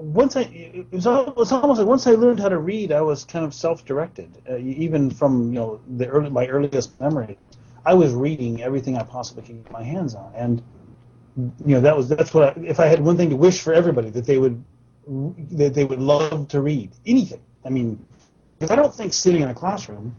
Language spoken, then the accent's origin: English; Porterville, California, United States; we grew up in Porterville